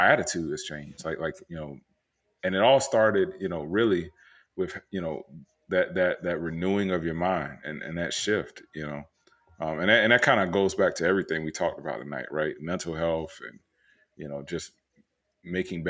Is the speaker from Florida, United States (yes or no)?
yes; Tampa, Florida, United States; moved away as an adult; also born or lived in Orlando, Florida; now in Austin, United States; I was born and raised in Florida. Like, you know, I grew up in Tampa